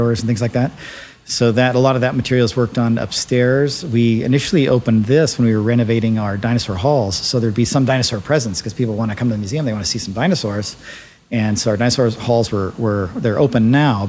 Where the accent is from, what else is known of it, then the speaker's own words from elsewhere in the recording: Bay Area, California, United States; I grew up in the Bay Area